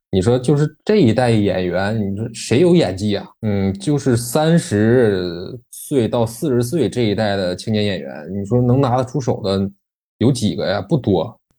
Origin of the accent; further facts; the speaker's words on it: China; 作为一个中国人